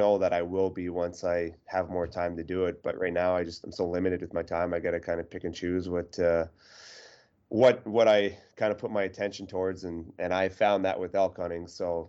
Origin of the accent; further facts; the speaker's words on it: Eastern Canada, Canada; now in Boston, United States; I'm from Eastern Canada and being in Boston, you know, we don't have big mountains.